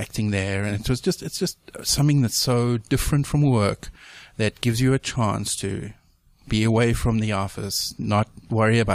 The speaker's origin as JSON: {"language": "English", "country": "South Africa", "moved": "as an adult", "lives_now": "United States", "said": "I'm from South Africa originally. So yes, you are listening with an accent"}